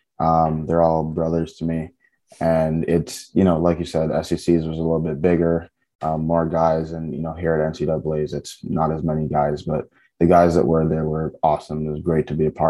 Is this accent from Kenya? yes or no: no; Cayman Islands; moved away as an adult; also born or lived in Texas; now in Tennessee, United States; I was born in Texas, but I've lived my whole life in Grand Cayman